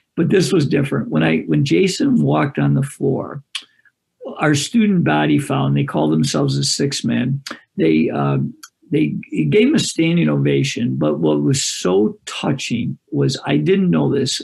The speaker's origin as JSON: {"language": "English", "town": "Greece", "region": "New York", "country": "United States", "tie": "born or raised there", "said": "I live in a suburb of Rochester, New York, and I wanted to be a head coach in my hometown, which is Greece"}